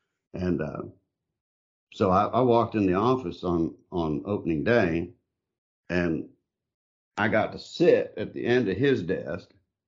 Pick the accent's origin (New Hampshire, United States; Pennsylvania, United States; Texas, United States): Texas, United States; Grayson County; I grew up in Grayson County.